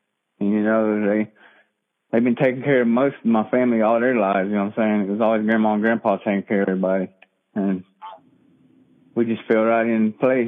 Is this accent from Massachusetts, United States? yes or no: no; Cherokee, North Carolina, United States; I'm from Cherokee, North Carolina, the same place that Jack's from.